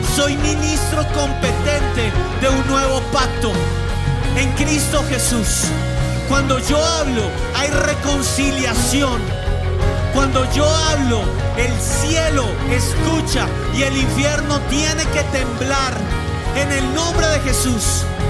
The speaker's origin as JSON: {"language": "Spanish", "country": "Colombia", "tie": "born or raised there", "said": "Nací en Colombia, pero soy pueblo de Dios"}